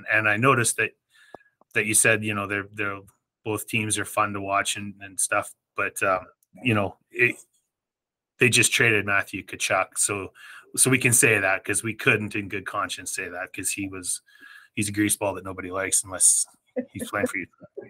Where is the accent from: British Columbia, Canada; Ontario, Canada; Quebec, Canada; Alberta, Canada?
Alberta, Canada; Edmonton; now in Calgary, Canada; I'm an Oilers fan living in Calgary as well